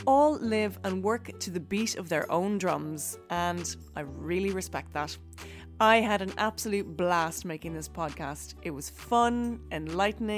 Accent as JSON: {"language": "English", "country": "Ireland", "said": "I'm an Irish actor"}